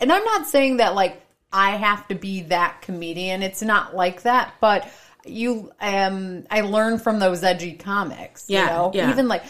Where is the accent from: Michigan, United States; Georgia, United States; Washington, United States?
Michigan, United States; Warren; also born or lived in Sterling Heights, Michigan; I grew up in Warren. I grew up in Warren, Sterling Heights.